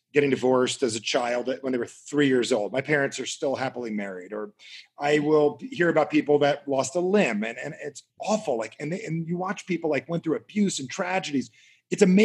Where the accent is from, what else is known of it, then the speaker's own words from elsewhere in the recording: New Jersey, United States; I'm from Jersey.